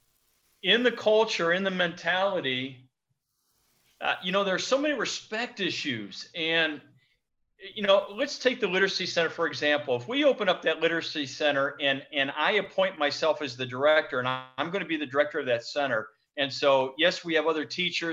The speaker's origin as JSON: {"language": "English", "country": "United States", "moved": "as an adult", "lives_now": "Bingerville, Côte d'Ivoire", "said": "as an American pastoring in the States"}